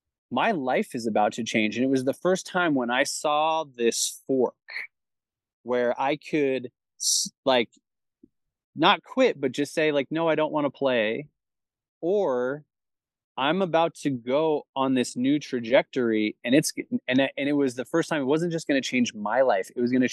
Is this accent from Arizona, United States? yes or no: yes; Chandler, Arizona, United States; So I grew up in South Chandler, like Queen Creek, at the foot of the Santan Mountains down there.